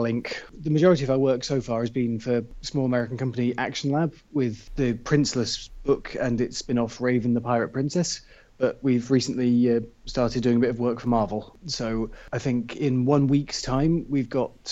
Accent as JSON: {"language": "English", "region": "South West England", "country": "United Kingdom", "tie": "born or raised there", "also_born_or_lived": "Bristol", "said": "In the southwest of England. I was born in a relatively smallish city called Bristol and left there with the family when I was about 8 to grow up in the countryside"}